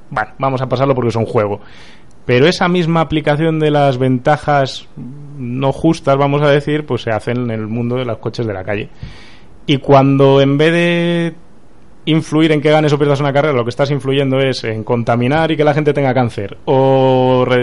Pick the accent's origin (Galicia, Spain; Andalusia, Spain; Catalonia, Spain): Galicia, Spain; Pontevedra; also born or lived in Barcelona; now in Madrid, Spain; Tú eres paisana mía.